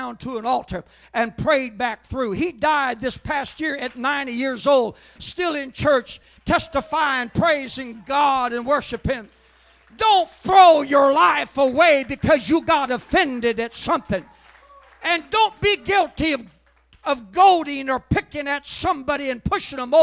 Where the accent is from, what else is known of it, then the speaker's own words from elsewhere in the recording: Oregon, United States; I was born in Oregon